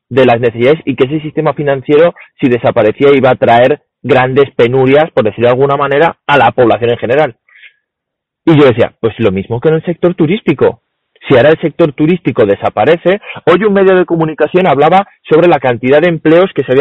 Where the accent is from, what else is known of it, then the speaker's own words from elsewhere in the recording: Spain; nosotros somos españoles.